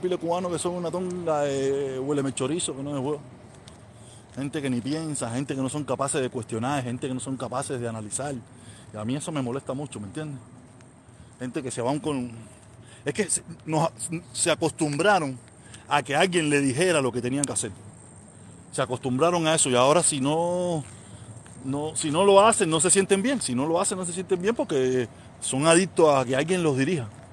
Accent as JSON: {"language": "Spanish", "region": "Havana", "country": "Cuba", "tie": "born or raised there", "moved": "as an adult", "lives_now": "United States", "said": "Yo soy de La Habana. Yo soy de Vedado. Nací en maternidad de línea. Y me crié en Calzada en Terijota, me crié en Santo Suárez"}